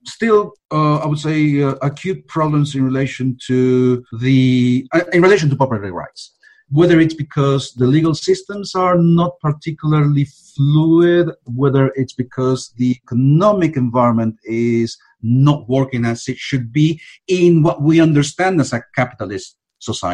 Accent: Argentina; I'm from Argentina

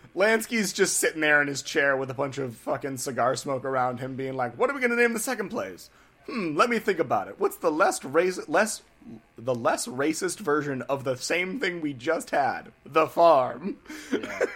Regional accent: New England, United States; we're from New England here

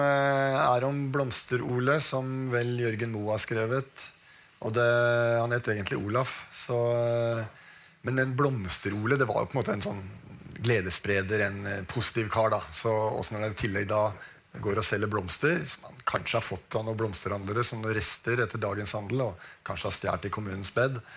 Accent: Oslo, Norway; jeg vokste opp på Oppsal

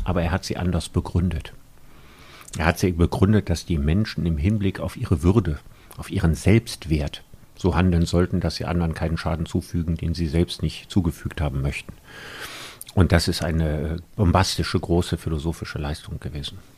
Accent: Solingen, North Rhine-Westphalia, Germany; also born or lived in Cologne; Ich bin in Solingen geboren worden, da auch zur Schule gegangen und aufgewachsen, habe in Köln studiert

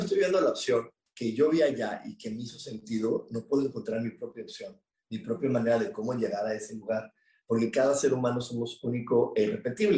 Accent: Mexico; somos mexicanos

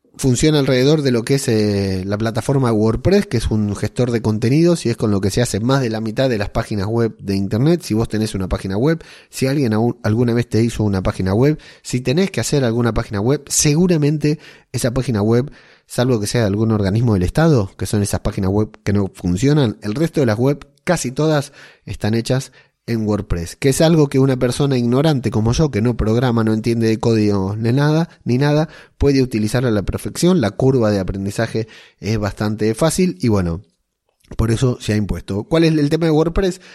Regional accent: Argentina; moved away as an adult; now in Arteixo, Spain; siendo argentino, viviendo en Arteillo

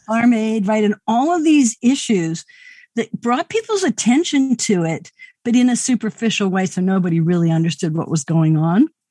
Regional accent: Wyoming, United States; I grew up in the Mountain West

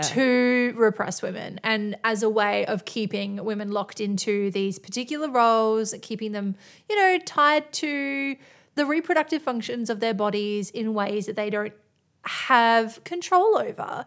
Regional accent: Australia; we are Australian

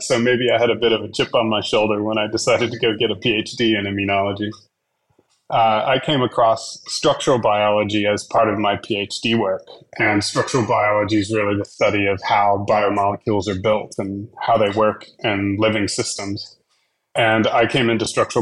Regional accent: Dallas, Texas, United States; now in Australia; I grew up in Dallas, Texas

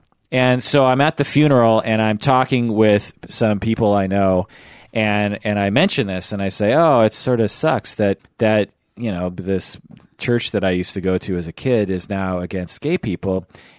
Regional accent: Issaquah, Washington, United States; It's at my old church that I grew up in Issaquah.

